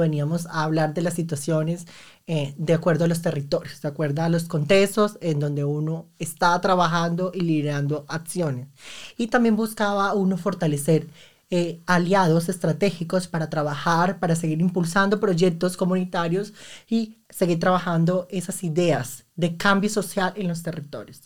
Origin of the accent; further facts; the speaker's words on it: Arauca, Colombia; moved away as an adult; also born or lived in Bogotá; now in Munich, Germany; soy una mujer llanera del llano campo, del departamento de Arauca